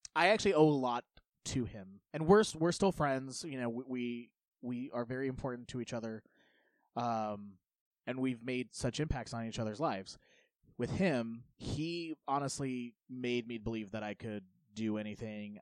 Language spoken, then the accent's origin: English; United States; I kind of grew up in the middle of nowhere uh, in, in Polk County